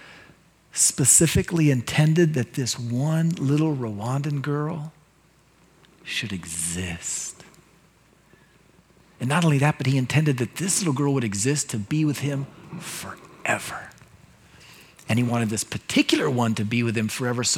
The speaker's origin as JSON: {"language": "English", "country": "United States", "said": "as an American Christian"}